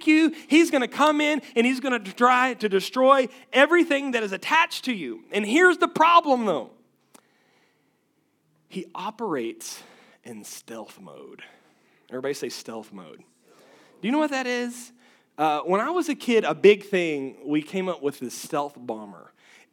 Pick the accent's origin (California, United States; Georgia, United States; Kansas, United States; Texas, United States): Texas, United States; West; I come from West Texas where we have rattlesnakes